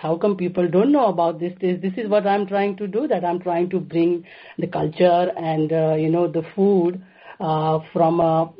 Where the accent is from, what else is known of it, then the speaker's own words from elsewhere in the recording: Gujarat, India; now in Saratoga, United States; I grew up in Gujarat, it's about, with the 60 million people, right, Gujarat has. And I am the youngest of the five children.